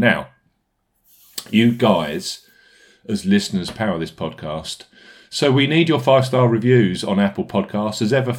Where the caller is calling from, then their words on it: Bude, South West England, United Kingdom; I'm a postman from Bude in Cornwall, and I look forward to your great stats, picks, and analysis on all events every week